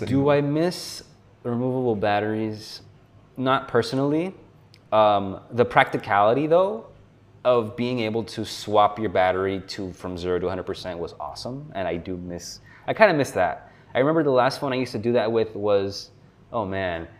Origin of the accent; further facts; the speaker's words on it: South Florida, United States; moved away as an adult; also born or lived in New York; I have since moved back to my hometown in South Florida. So I'm originally from South Florida